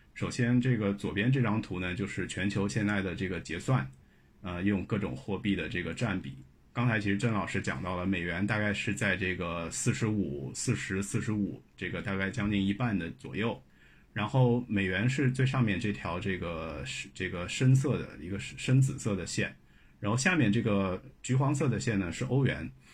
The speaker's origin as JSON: {"language": "Chinese", "country": "China", "said": "我们作为中国人"}